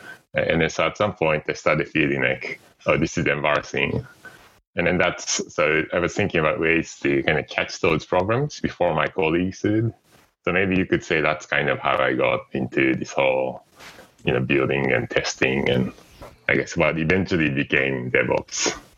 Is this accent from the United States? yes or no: no; Japan; English is a second language; So, I came from Japan, and I was used to seeing people working really late hours.